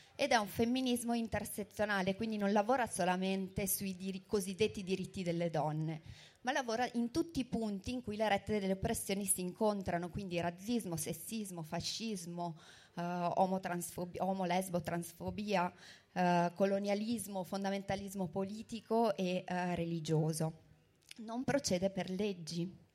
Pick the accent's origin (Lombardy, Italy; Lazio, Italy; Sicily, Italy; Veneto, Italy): Veneto, Italy; Verona; io sono di Verona